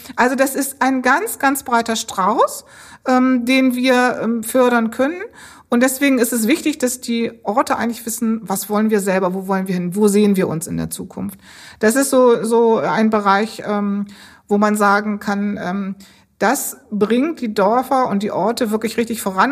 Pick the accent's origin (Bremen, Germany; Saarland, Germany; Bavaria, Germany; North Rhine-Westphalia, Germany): Bremen, Germany; moved away; Ich bin ähm, eigentlich geboren in Bremen